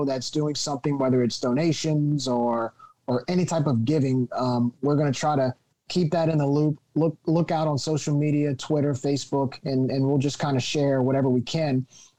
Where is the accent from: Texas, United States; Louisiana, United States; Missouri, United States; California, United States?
Louisiana, United States; Lafayette; we're from Lafayette. We've had a few major hurricanes come our way over the past few years. I lived through Katrina